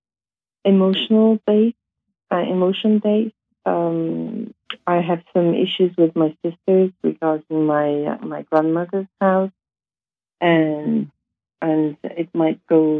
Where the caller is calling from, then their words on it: London, United Kingdom; I'm calling you from London, UK